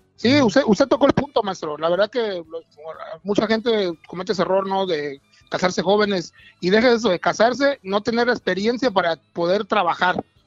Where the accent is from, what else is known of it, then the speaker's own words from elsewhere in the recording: Veracruz, Mexico; moved away as an adult; now in United States; Soy de Veracruz, vengo de, Veracruz, del mero puerto de Veracruz